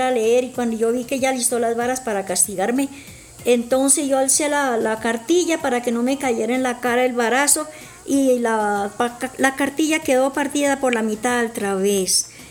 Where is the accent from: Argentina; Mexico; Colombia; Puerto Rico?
Colombia; Florián, Santander; nací en, la, en, Santander, la belleza Santander, me crecí en Florian.